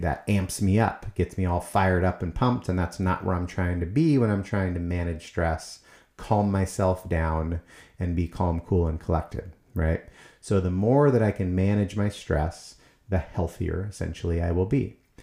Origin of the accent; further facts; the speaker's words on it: United States; as Americans